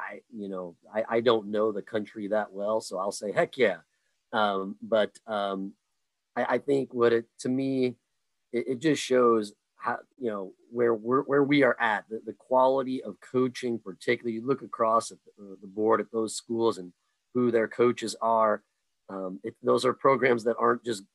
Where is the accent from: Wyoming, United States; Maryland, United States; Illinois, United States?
Illinois, United States; now in Indiana, United States; I'm from Illinois originally and ran high school there.